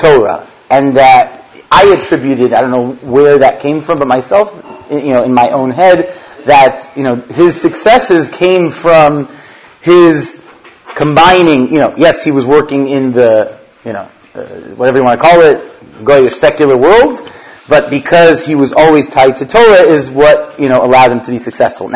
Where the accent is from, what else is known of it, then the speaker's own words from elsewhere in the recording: Los Angeles, California, United States; born and raised in Los Angeles to Baruch Hashem, a frum family.